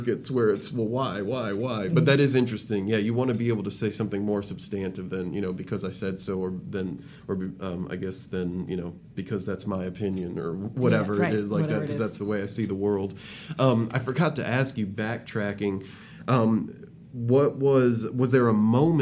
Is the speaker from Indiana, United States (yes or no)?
yes; South Bend, Indiana, United States; I'm from South Bend, grew up right down the street